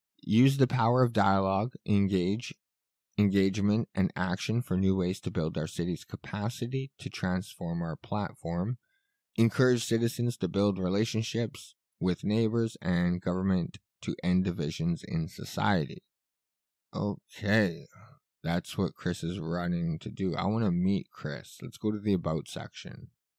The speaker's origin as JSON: {"language": "English", "town": "Winnipeg", "region": "Manitoba", "country": "Canada", "tie": "born or raised there", "said": "I was born and raised in Winnipeg, so I have a deep understanding of our strengths as well as our challenges."}